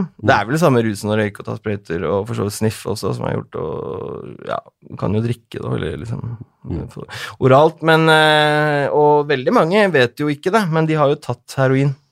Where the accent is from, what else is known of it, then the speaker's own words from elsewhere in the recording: Oslo, Norway; det er der jeg er fra, vet du.